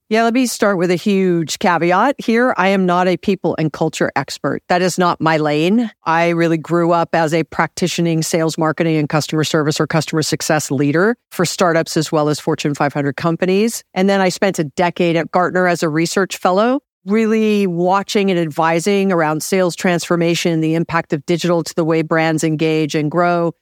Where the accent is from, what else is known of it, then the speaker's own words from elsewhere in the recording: Hawaii, United States; now in Los Angeles, United States; I'm from Hawaii